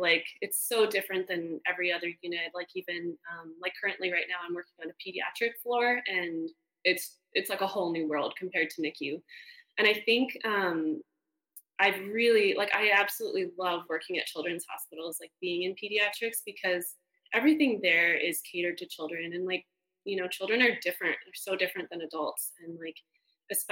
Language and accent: English; Canada; moved away as an adult; now in United States; I'm Canadian